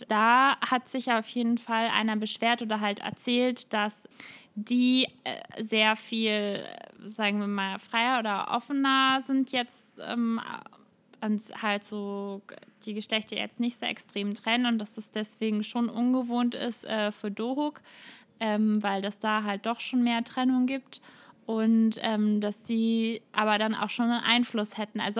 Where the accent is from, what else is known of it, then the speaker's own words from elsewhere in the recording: Netherlands; das muss man als Holländer jetzt irgendwie dazu sagen, oder?